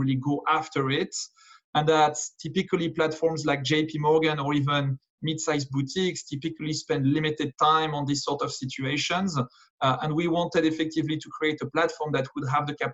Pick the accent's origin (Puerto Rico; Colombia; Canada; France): France; moved away as an adult; also born or lived in London, United Kingdom; now in New York, United States; I was born and educated in France, but moved out of the country back in 2007